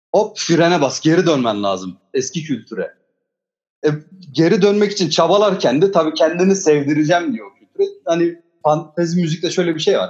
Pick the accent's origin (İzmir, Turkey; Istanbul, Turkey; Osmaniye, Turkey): Osmaniye, Turkey; Üçümüz de zaten hani Osmaniyeliyiz, Çukurovalıyız.